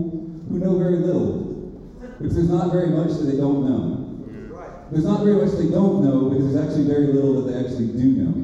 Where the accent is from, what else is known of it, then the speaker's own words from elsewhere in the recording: Beeville, Texas, United States; I was born in Beeville